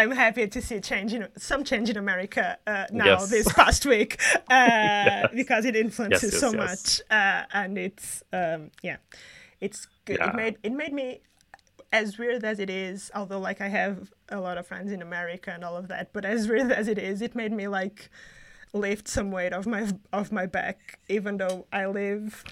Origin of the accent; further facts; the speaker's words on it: Portugal; moved away; I'm from Portugal